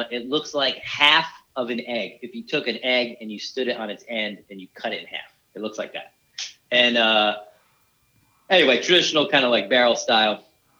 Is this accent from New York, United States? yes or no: yes; Brooklyn, New York, United States; I'm from Brooklyn.